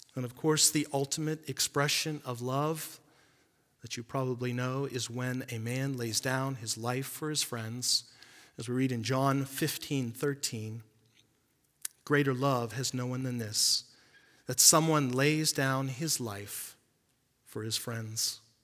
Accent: United States

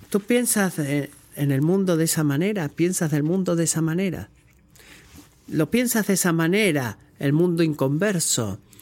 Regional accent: United States; como un americano

